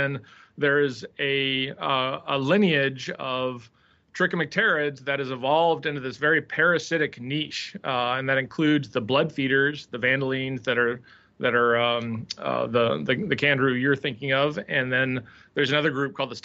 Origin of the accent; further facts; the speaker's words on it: Nashville, Tennessee, United States; I grew up in Nashville, Tennessee